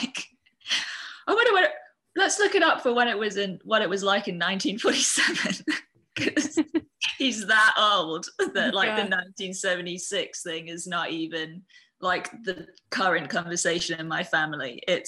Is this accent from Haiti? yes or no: no; Singapore; I'm from Singapore.